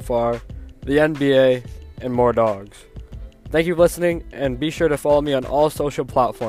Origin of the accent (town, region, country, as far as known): Toronto, Ontario, Canada